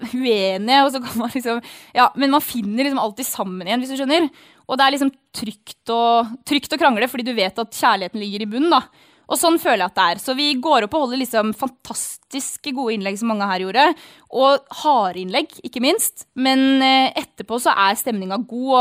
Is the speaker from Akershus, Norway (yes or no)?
no; Averøy, Møre og Romsdal, Norway; på Hasseløya på Averøya, da, der jeg vokste opp.